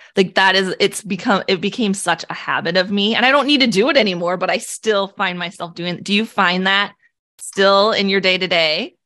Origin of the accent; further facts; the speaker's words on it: Illinois, United States; moved away as an adult; now in Omaha, United States; I was born and raised in Illinois